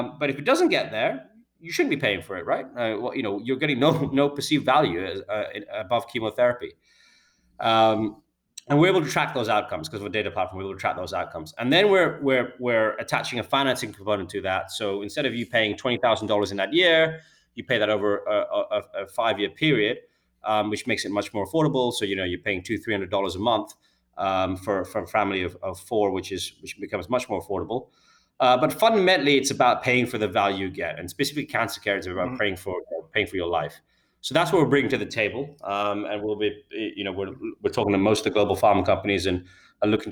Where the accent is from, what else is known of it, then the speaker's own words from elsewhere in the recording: United Kingdom; I'm a Brit